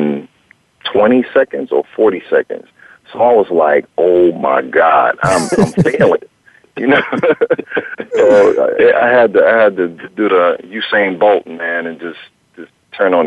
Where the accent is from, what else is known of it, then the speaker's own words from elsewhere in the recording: Washington, District of Columbia, United States; moved away as an adult; also born or lived in Maryland; now in Los Angeles, United States; it started more so in Washington, D.C., which was my hometown